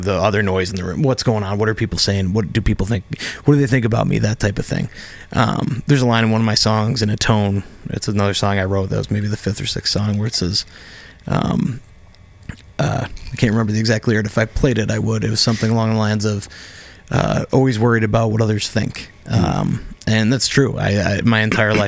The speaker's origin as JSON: {"language": "English", "town": "Oswego", "region": "New York", "country": "United States", "tie": "born or raised there", "lives_now": "Rochester, United States", "said": "I grew up in Oswego. It's very blue collar"}